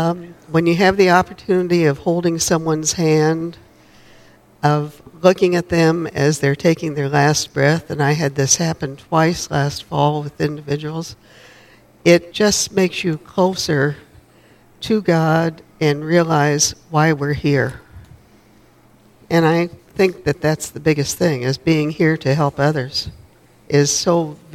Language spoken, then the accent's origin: English; Wichita, Kansas, United States; Yep. Wichita, Kansas.